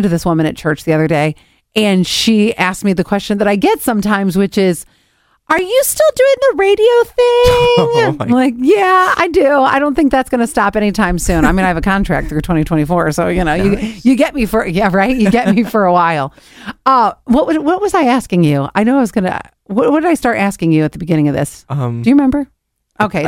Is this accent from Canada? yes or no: no; Cleveland, Ohio, United States; moved away as an adult; I grew up in Cleveland